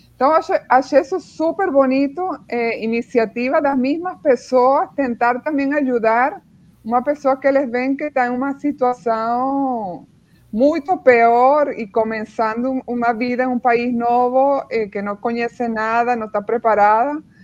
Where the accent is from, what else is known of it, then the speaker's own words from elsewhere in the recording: Venezuela; Portuguese is a second language; moved away as an adult; also born or lived in Spain; now in Brazil; meus pais são alemães, mas eles emigraram para a Venezuela, então nasci e cresci na Venezuela